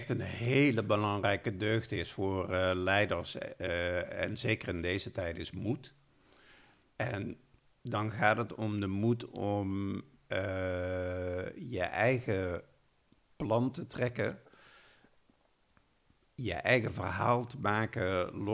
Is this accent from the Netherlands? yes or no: yes; Limburg, Netherlands; nou ja, ik ben opgegroeid in Limburg als eh, eh, braaf katholiek jongetje en ging elke zondag met mijn ouders naar de kerk.